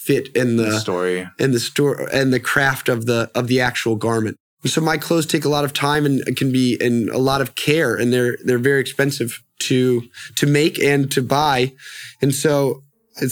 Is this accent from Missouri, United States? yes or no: no; Annapolis, Maryland, United States; moved away as an adult; also born or lived in New Orleans / New York City; now in Los Angeles, United States; I was raised in the East Coast, outside of Washington, D.C. in Annapolis, Maryland.